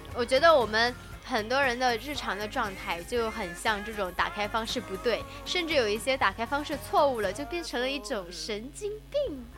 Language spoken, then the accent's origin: Chinese; China; 我们中国人